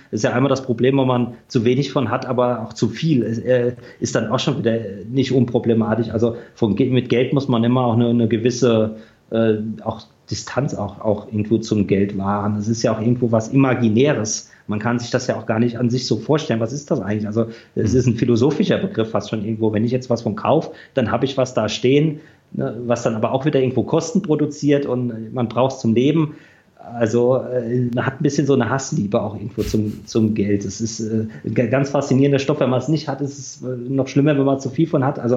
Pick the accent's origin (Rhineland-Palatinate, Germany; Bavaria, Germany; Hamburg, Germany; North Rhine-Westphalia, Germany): North Rhine-Westphalia, Germany; Düsseldorf; Ich komme ja auch aus Düsseldorf, mhm. da haben wir auch die eine oder andere gute Rockkneipe.